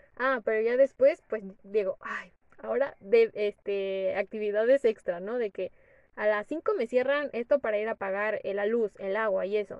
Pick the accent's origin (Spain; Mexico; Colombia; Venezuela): Mexico; Morelos; yo soy del estado de Morelos